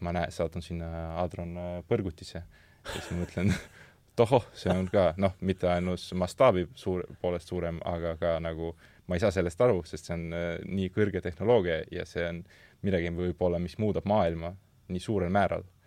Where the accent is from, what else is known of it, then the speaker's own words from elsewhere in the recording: Loksa, Harju County, Estonia; mina olen Loksalt pärit